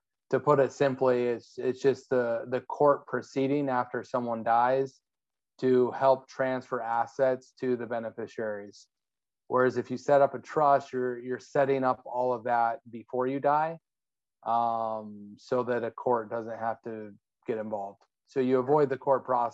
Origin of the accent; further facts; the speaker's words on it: Arizona, United States; I'm from Arizona. I was raised in Arizona.